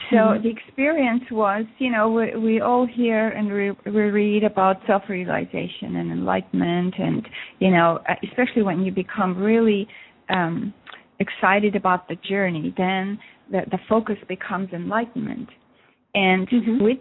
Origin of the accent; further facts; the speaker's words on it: Russia; now in Montreal, Canada; I moved from Russia to uh, Montreal, Canada, in 1976